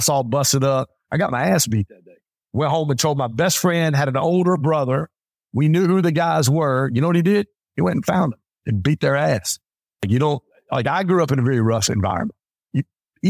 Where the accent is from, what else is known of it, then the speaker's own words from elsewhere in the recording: Pontiac, Michigan, United States; I grew up in Pontiac, Michigan. I grew up in a very blue collar hood area.